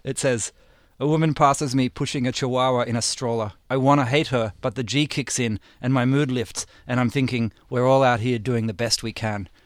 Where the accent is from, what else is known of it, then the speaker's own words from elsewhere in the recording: Australia; now in United States; I grew up in Aus, I grew up in Australia